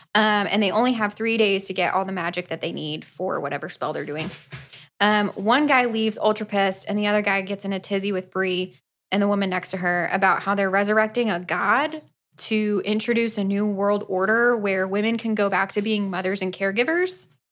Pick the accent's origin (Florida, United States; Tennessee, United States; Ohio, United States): Florida, United States; we are from Florida